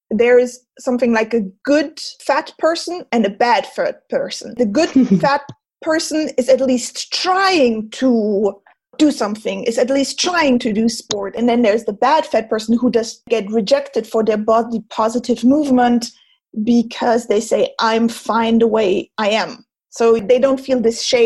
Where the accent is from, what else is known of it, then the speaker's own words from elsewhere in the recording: Germany; first language German; English is a second language; moved away as an adult; also born or lived in France; now in Switzerland; I was born and raised in Germany as well. So I have perfect, clear German.